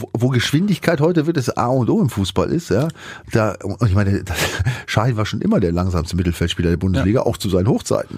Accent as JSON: {"language": "German", "region": "Bremen", "country": "Germany", "said": "ich komme ja zum einen aus der Ecke, habe da gespielt bei dem Verein"}